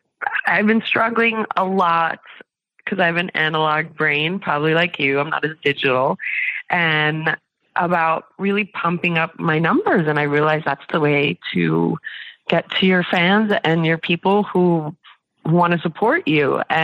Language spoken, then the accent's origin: English; New York, United States; I'm a New Yorker, so it's going to be hard for me to tear the Band-Aid off